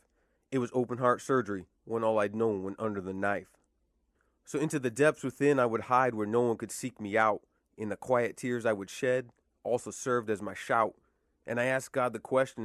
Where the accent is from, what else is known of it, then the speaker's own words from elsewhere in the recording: Rhode Island, United States; I was born in Rhode Island.